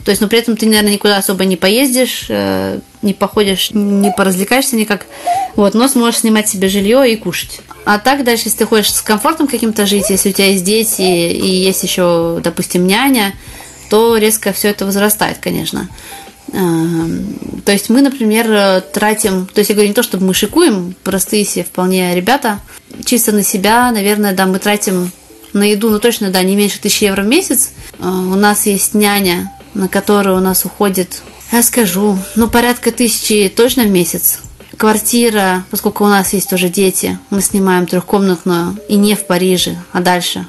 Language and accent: Russian; Russia; now in Paris, France; я из России